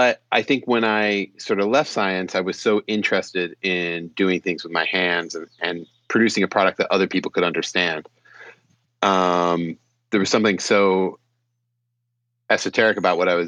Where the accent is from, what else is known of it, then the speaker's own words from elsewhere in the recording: San Francisco, California, United States; also born or lived in Petaluma, California; I'm a Bay Area kid. I grew up in San Francisco and Petaluma